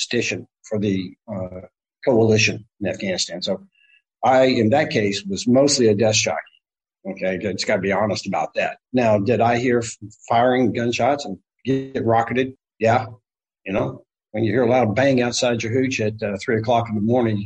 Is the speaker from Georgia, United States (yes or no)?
yes; Kennesaw, Georgia, United States; moved away as an adult; I'm originally from Kennesaw, Georgia, which is a suburb north of Atlanta